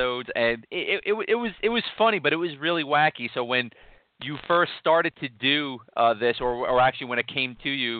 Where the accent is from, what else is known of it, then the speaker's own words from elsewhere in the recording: New York City, New York, United States; I'm from Queens